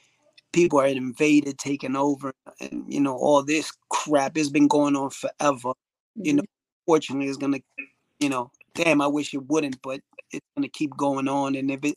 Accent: Ireland; Even with cuisine, which, you know, obviously we're from Ireland, you're not really known for your cuisine.

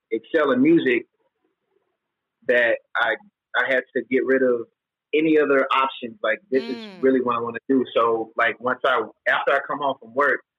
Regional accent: Memphis, Tennessee, United States; I was from Memphis

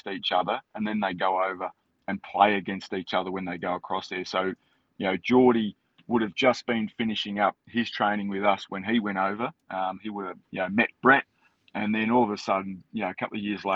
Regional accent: Australia; I'm from Australia.

